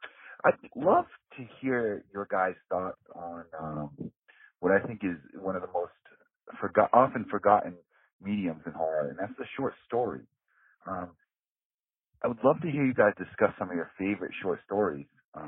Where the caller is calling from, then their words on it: Massachusetts, United States; I'm calling from Massachusetts.